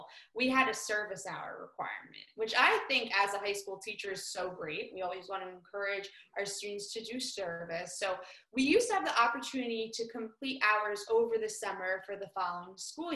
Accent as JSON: {"language": "English", "town": "West Orange", "region": "New Jersey", "country": "United States", "said": "I'm from West Orange, New Jersey"}